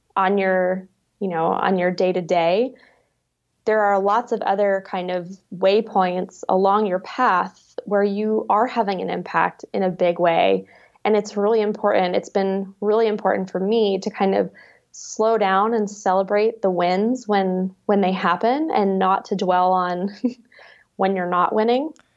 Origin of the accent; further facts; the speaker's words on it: New England, United States; moved away; also born or lived in Alaska; I grew up in a little, uh, New England fishing and farming town